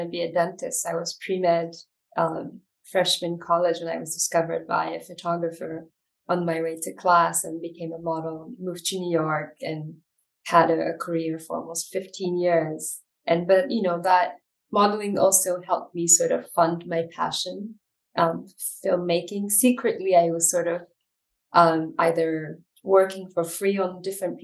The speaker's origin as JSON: {"language": "English", "country": "Ethiopia", "also_born_or_lived": "Europe / United States", "moved": "yes", "said": "I'm originally from Ethiopia, and I lived between the Europe and the US for many years."}